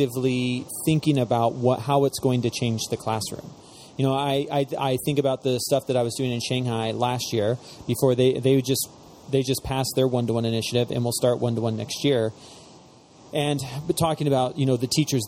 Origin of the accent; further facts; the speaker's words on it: Spokane, Washington, United States; I'm from Spokane.